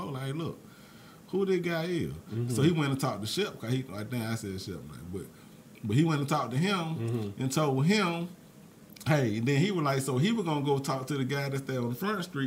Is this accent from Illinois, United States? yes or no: no; Mobile, Alabama, United States; I'm from Mobile, Alabama